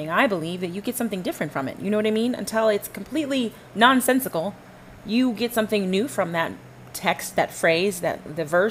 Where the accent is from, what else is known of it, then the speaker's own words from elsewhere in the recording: Dallas-Fort Worth area, Texas, United States; also born or lived in Panama / Flower Mound, Texas; I grew up here in the Dallas-Fort Worth area.